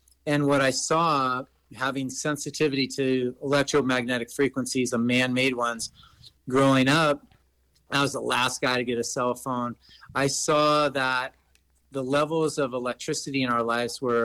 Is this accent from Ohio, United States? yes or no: no; Los Angeles, California, United States; I grew up in Los Angeles, California